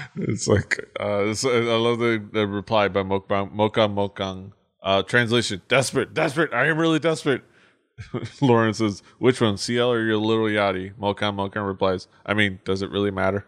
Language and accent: English; Miami, Florida, United States; I'm from Miami.